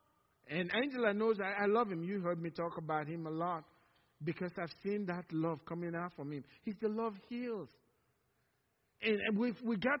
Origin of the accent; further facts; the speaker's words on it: Nigeria; now in Cypress, TX, United States; from Nigeria